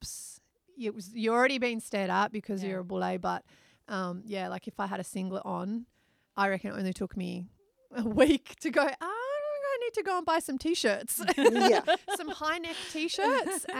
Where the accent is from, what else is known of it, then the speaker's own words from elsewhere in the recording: Australia; also born or lived in United Kingdom; now in Indonesia; as an Australian